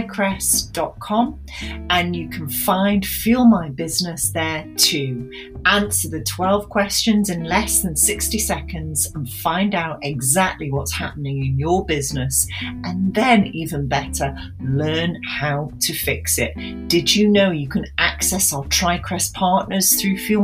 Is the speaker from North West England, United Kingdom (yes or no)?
yes; Manchester, North West England, United Kingdom; as a Mancunian